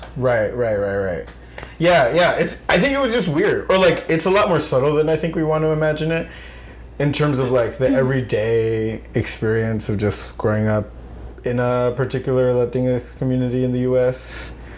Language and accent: English; Rockland, New York, United States; I knew mm-hmm. a lot of Central Americans growing up because of where I grew up in Rockland